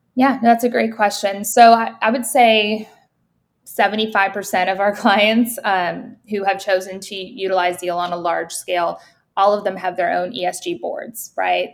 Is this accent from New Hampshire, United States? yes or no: yes; New Hampshire, United States; I'm from New Hampshire